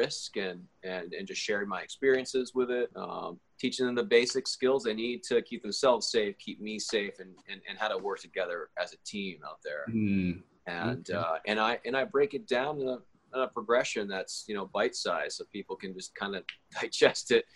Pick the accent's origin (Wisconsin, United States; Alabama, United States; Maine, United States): Maine, United States; I grew up in Maine.